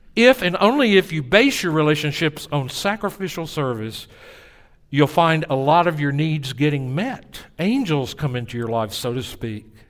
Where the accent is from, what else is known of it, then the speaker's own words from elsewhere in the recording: Tennessee, United States; accent: Southern; moved away as an adult; also born or lived in New Orleans; "Well, in Tennessee."